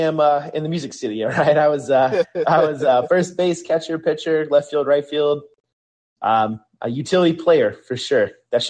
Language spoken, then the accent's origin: English; the South, United States; So I grew up in the South.